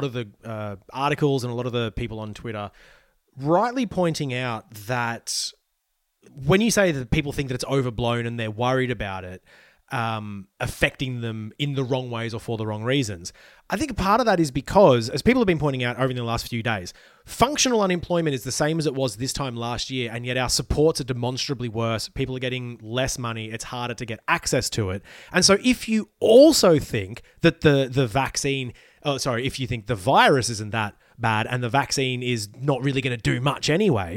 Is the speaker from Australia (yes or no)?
yes; Ballina, New South Wales, Australia; I was growing up in Ballina near Byron.